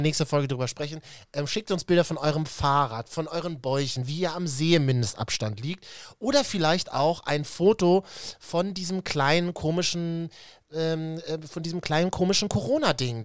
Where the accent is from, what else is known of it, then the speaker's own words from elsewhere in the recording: Berlin, Germany; als Berliner